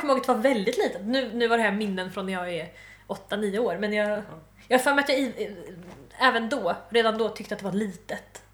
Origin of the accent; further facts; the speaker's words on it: Malmö, Skåne, Sweden; jag är från Malmö